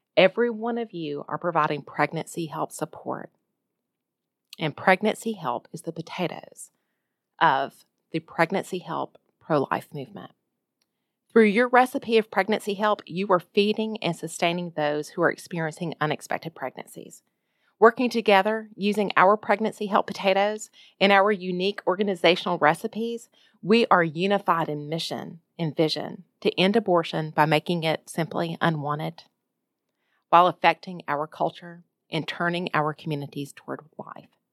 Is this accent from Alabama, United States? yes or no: yes; Jacksonville, Alabama, United States; moved away as an adult; now in Ohio, United States; my hometown of Jacksonville, Alabama